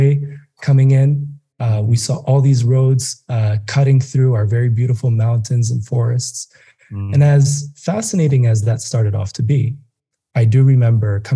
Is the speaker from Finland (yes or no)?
no; Addis Ababa, Ethiopia; now in Nairobi, Kenya; I grew up in Addis